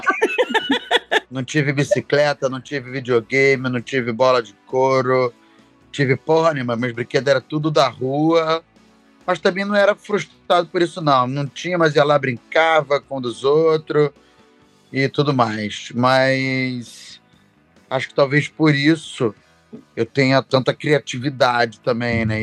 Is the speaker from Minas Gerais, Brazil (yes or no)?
no; Rio de Janeiro, Brazil; sou do Rio de Janeiro, mas ando assim, Bangu